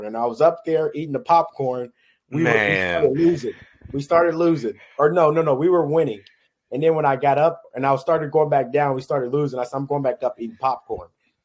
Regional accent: Kansas City, Kansas, United States; I'm from the Kansas City area, which is closer to KU. So I grew up watching KU

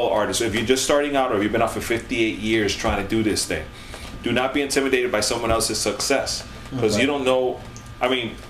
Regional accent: Atlanta, Georgia, United States; if you're in Atlanta, it's like, yeah, it's my hometown.

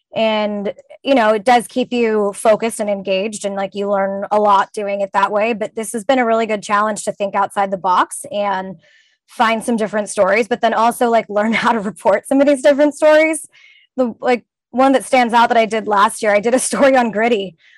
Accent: California, United States; I grew up in California

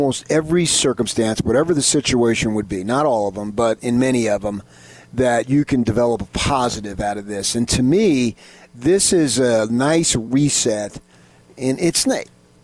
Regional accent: California, United States; I was just around Mexicans and blacks where I grew up in Southern California.

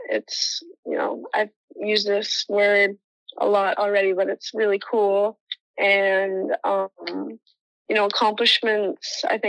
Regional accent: Toronto, Ontario, Canada; moved away as an adult; now in United States; So growing up in Toronto

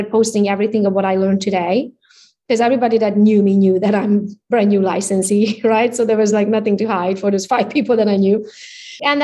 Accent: Romania; English is a second language; moved away as an adult; now in Michigan, United States; So I came as an immigrant. You can hear it from my accent. I'm Hungarian by nationality. I was born in Romania, though, so I speak both languages

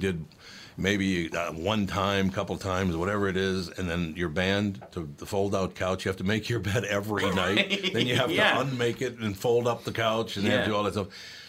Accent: Minneapolis, Minnesota, United States; I grew up in North Minneapolis, which was, you know, Irish, Italian, a lot of Catholics, black people, and Jews.

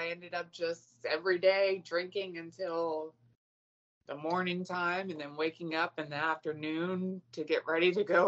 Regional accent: Virginia, United States; In Virginia.

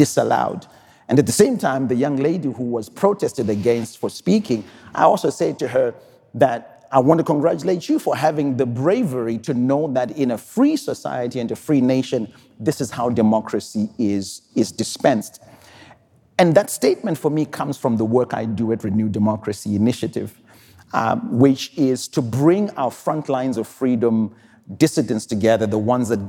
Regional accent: Zimbabwe; I'm from Zimbabwe

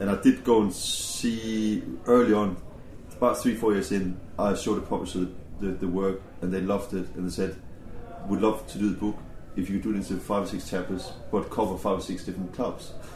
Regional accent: Denmark; moved away as an adult; now in England; me growing up in Denmark

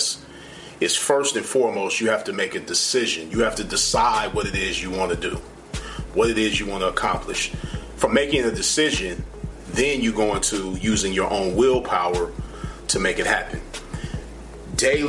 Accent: Los Angeles, California, United States; I'm from Los Angeles originally, Crenshaw and Slauson District on the west side of things

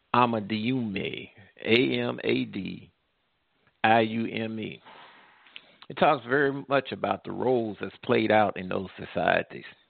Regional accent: United States; as an American, an African American

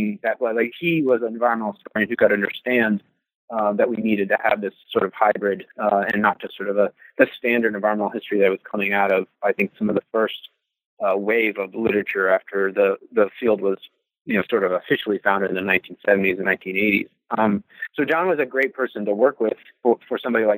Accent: Louisville, Kentucky, United States; also born or lived in Toledo, Ohio; I was born in Toledo, Ohio, but I grew up in Kentucky.

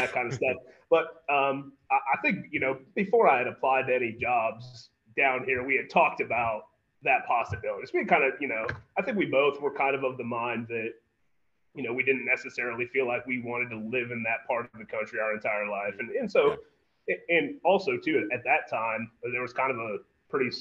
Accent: Berea, Ohio, United States; moved away as an adult; now in Houston, United States; Berea High right in my hometown

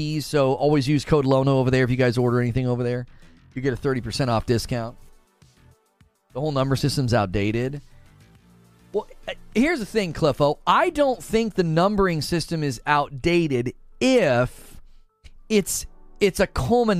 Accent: Ohio, United States; I grew up in Ohio

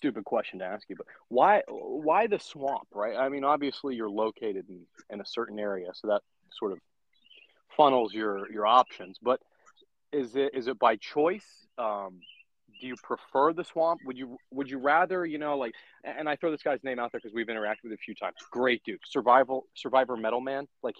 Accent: Atlanta, Georgia, United States; I'm from Georgia, but I'm from more metro Atlanta area

